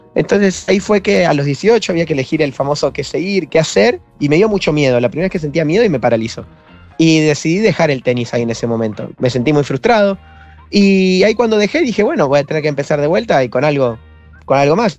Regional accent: San Miguel, Buenos Aires Province, Argentina; yo nací en San Miguel, provincia de Buenos Aires

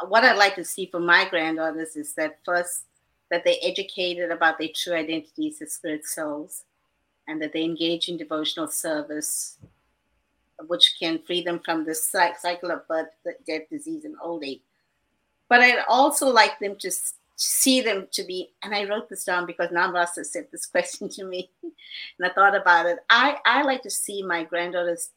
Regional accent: South Africa; now in Potomac, United States; I grew up in South Africa too

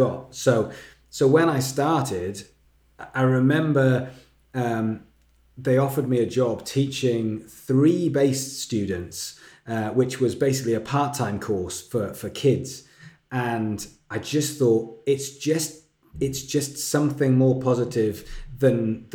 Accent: Wales, United Kingdom; moved away as an adult; now in England, United Kingdom; I'm from Wales, which is next to England, in a different country. And I moved to England to go to this music college.

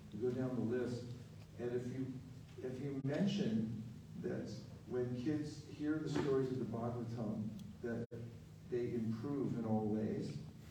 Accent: California, United States; I'm from California.

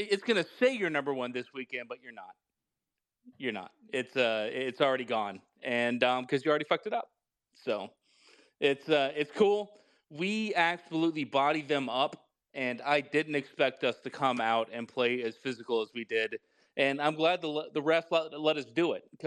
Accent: Tennessee, United States; We're from Tennessee

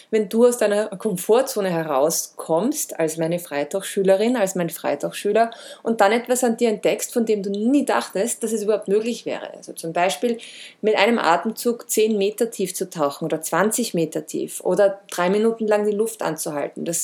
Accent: Vienna, Austria; Geboren und aufgewachsen bin ich in Wien

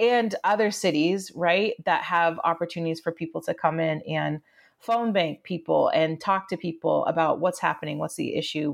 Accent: rural Maine, United States; moved away as an adult; also born or lived in Southern Florida / Amherst, Massachusetts; I was born in Southern Florida, grew up in rural Maine, escaped to college at UMass Amherst

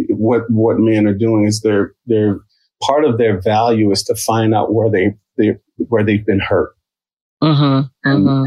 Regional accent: Midwest, United States; now in Philadelphia, United States; I've been in Philly for 30 years. I'm a transplant from the Midwest.

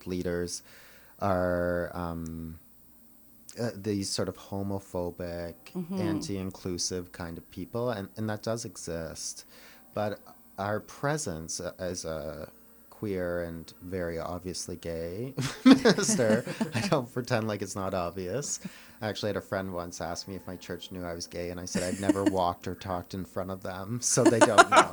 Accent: Milverton, Ontario, Canada; I grew up in a small town called Milverton, Ontario

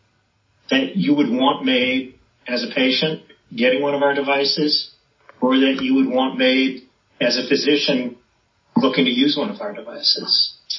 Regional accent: Long Island, New York, United States; I was born and raised in New York on Long Island, where my dad had his practice.

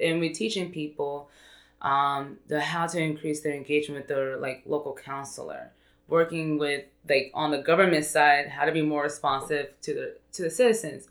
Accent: Irving, Texas, United States; I grew up in Irving.

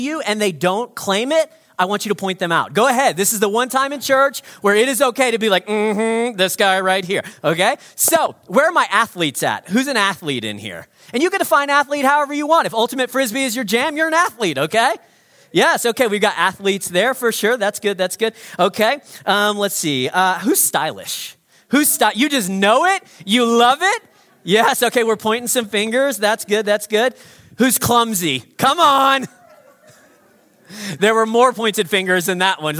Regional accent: United States; now in Evanston, Canada; I'm not a Canadian. I'm actually an American.

